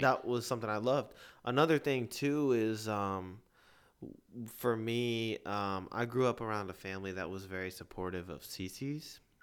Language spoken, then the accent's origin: English; Lakeway, Texas, United States; I grew up in Lakeway